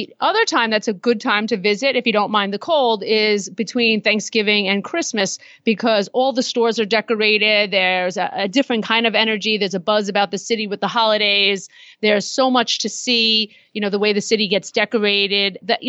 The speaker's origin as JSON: {"language": "English", "town": "New York City", "region": "New York", "country": "United States", "tie": "born or raised there", "said": "I grew up in New York. I am a native New Yorker. I am in the city for work. It's like my backyard."}